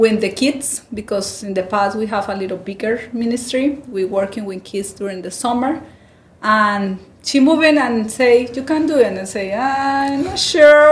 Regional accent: Bucaramanga, Santander, Colombia; moved away as an adult; also born or lived in London, United Kingdom; now in Houston, United States; I am from Bucaramanga and it's in the valley

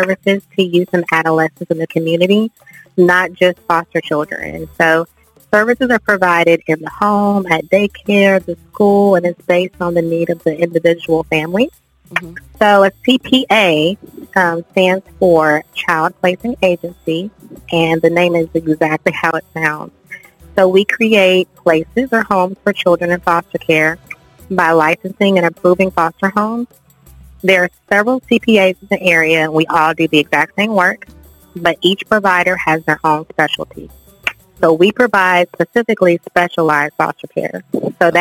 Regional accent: Warner Robins, Georgia, United States; moved away as an adult; now in Valdosta, United States; I'm actually from Warner Robins, Georgia.

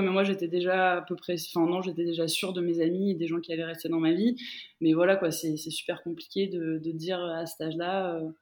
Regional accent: France; moved away as an adult; also born or lived in Romania / Middle East; j'ai grandi en France et à 18 ans, je décide de partir en Roumanie

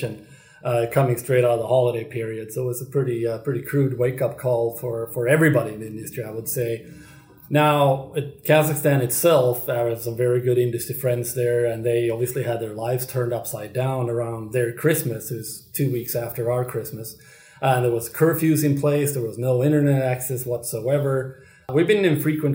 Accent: Sweden; my home country of Sweden

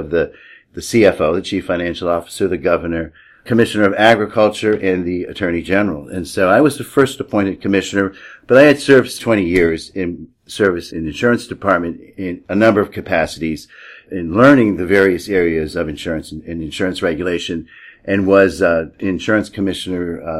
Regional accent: Vermont, United States; also born or lived in South Florida; now in Tallahassee, United States; I've lived in Florida for most of my adult life. Spent my formative years in Vermont. I'm originally from the Northeast and one of the many Yankee transplants that moved to South Florida

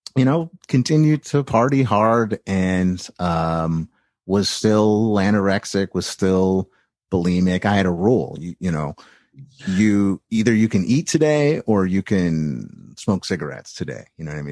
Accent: East Bay, San Francisco Bay Area, California, United States; I grew up in the Bay Area to a, a, a, a nice, uh, middle class Jewish family in the East Bay

